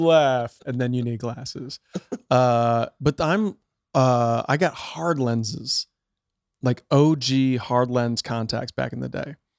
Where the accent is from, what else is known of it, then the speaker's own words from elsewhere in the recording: outside Chicago, Illinois, United States; moved away as an adult; now in California, United States; I grew up outside Chicago